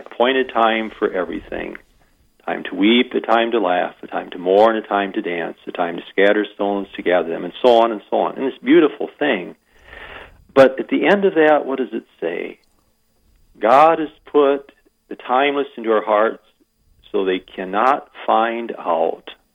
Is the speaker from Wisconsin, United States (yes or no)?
no; Iowa, United States; moved away as an adult; now in Wagner, United States; I'm an import from Iowa.